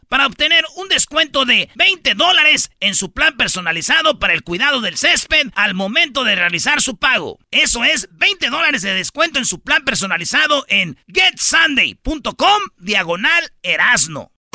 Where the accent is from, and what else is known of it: Mexico